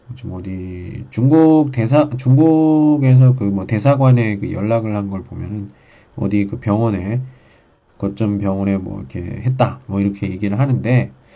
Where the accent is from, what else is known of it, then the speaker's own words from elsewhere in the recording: Daejeon, South Korea; moved away as an adult; now in Qingdao, China; 저 집은 대전입니다